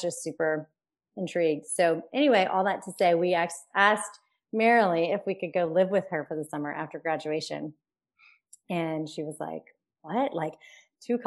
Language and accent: English; Baton Rouge, Louisiana, United States; moved away as an adult; also born or lived in Austin, Texas; I'm from Baton Rouge, Louisiana, but I went to the University